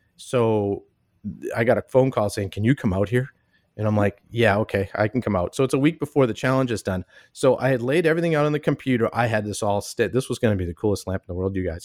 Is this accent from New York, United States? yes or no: no; Boston, Massachusetts, United States; moved away as an adult; now in Minneapolis, United States; I grew up in Boston, and I came out here to Minneapolis to go to s, college